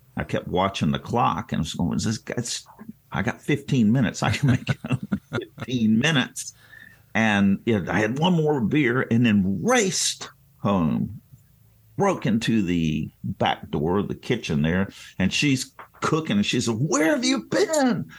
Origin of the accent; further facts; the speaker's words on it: Greensboro, North Carolina, United States; also born or lived in Bowie, Maryland; when we moved from Bowie, Maryland to Greensboro, North Carolina when I was in third grade